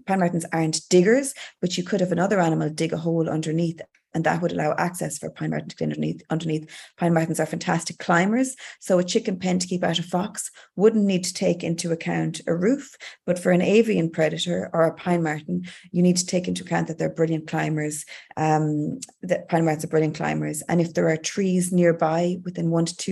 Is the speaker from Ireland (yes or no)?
yes; Galway, Connacht, Ireland; growing up in Galway